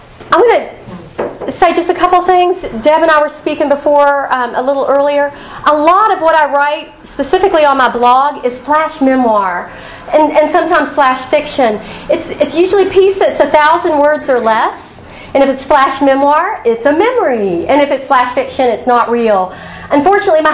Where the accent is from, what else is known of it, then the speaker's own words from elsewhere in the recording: Huntington, West Virginia, United States; I grew up in Huntington